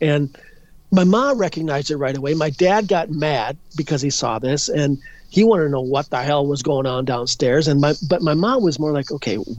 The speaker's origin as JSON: {"language": "English", "town": "Edina", "region": "Minnesota", "country": "United States", "tie": "born or raised there"}